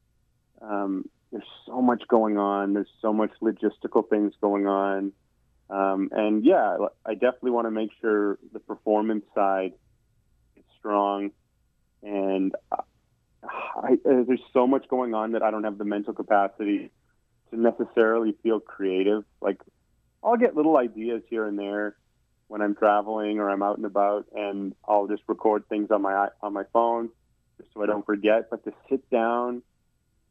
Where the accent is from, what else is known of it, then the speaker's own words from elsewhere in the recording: Winnipeg, Manitoba, Canada; growing up in Winnipeg and being a Winnipeg guy